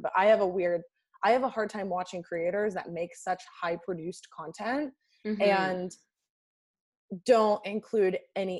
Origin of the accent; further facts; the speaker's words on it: Laguna Beach, California, United States; now in Los Angeles, United States; So I'm like from California